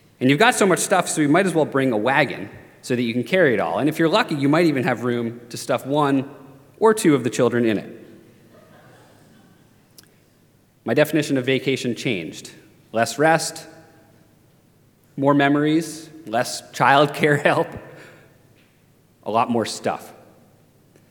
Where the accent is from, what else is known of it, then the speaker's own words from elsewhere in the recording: Maine, United States; moved away; growing up in Maine